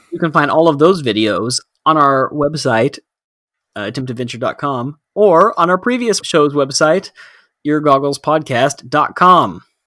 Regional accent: Texas, United States; Coming from a culture that we grew up in here in Texas

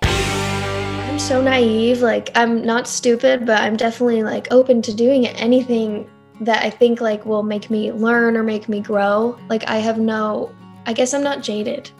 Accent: North Carolina, United States; moved away as an adult; now in Nashville, United States; I'm from North Carolina

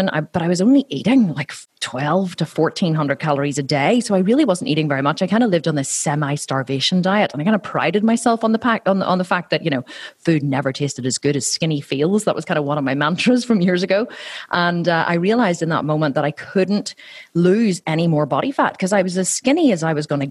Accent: Ireland; accent: Irish; my fellow Irishmen.

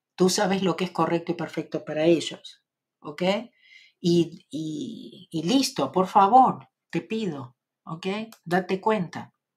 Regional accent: Argentina; accent: Argentine; con mi acento

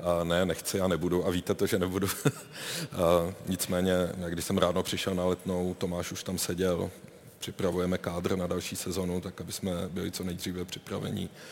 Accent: Brno, South Moravian Region, Czechia; jako Brňák jsem, navždy, navždy budu

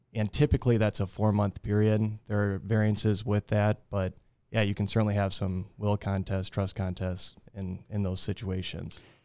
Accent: Fort Dodge, Iowa, United States; also born or lived in Minnesota; I'm originally from Fort Dodge, was raised here

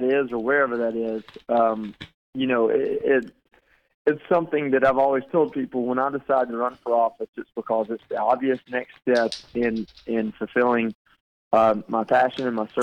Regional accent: Georgia, United States; moved away as an adult; now that I'm back in Georgia

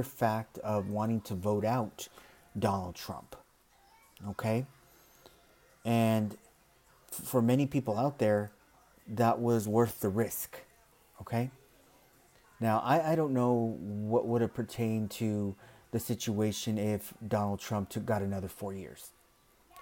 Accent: United States; being an American

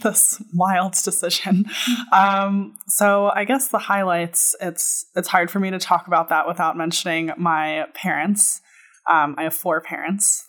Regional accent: New York City, New York, United States; moved away as an adult; also born or lived in Boston / Israel / Egypt / Jordan; I was born and raised on the Upper West Side of Manhattan, New York City

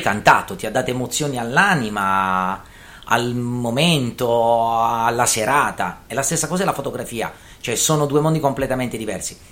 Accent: Taranto, Apulia, Italy; da Tarantino e da Meridionale

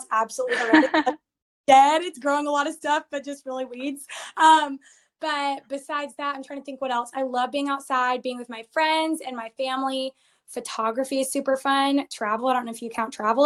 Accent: Georgia, United States; also born or lived in Arizona; I grew up in Georgia

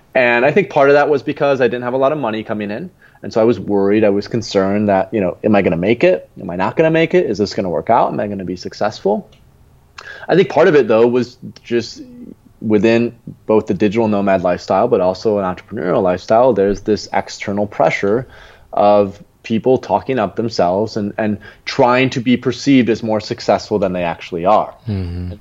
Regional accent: Grand Rapids, Michigan, United States; moved away as an adult; also born or lived in Lisbon; my real home, where I'm from Grand Rapids, Michigan

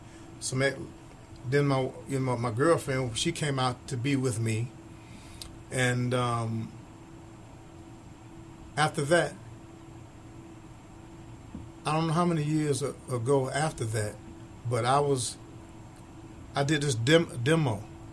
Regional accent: Akron, Ohio, United States; moved away as an adult; Well, we grew up in Akron, Ohio.

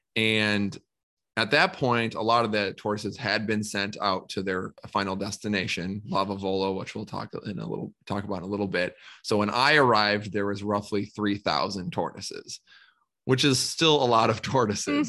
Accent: Minnesota, United States; I'm from Minnesota

